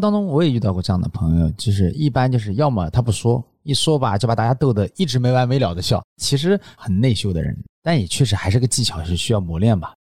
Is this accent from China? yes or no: yes; China; 我们中国人